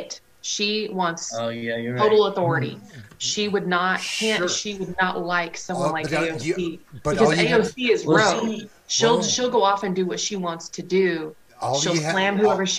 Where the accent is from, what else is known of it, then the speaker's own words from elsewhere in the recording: Indiana, United States; I'm from Indiana